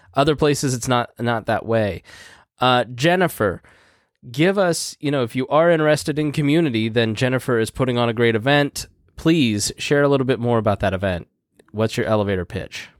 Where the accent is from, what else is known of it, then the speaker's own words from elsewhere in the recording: Indiana, United States; I'm from Indiana